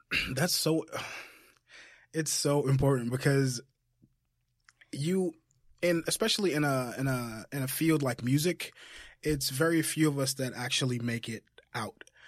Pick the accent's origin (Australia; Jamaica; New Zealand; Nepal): Jamaica; moved away; Jamaica. I'm from Jamaica